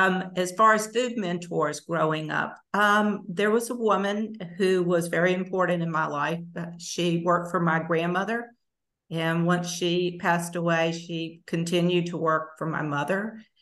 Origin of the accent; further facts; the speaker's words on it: Summerton, South Carolina, United States; moved away as an adult; live in Columbia, South Carolina now, capital city of South Carolina. I grew up in a very small town in South Carolina, about an hour from Columbia, population on a good day, about 1,500. We were the only Jewish family in town.